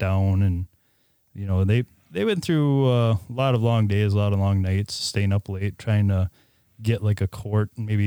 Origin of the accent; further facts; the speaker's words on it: Crandon, Wisconsin, United States; I was born and raised in the Crandon area here